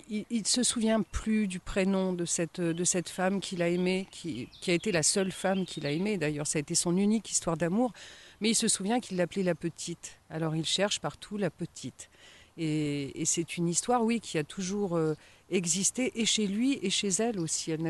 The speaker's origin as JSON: {"language": "French", "town": "Compiègne", "region": "Hauts-de-France", "country": "France", "tie": "born there", "also_born_or_lived": "Haut-Jura", "said": "Alors, moi, je suis née dans l'Oise, à Compiègne. et puis ensuite, j'ai pas mal bourlingué aussi. Donc, donc voilà, j'ai vécu 10 ans dans le Haut-Jura"}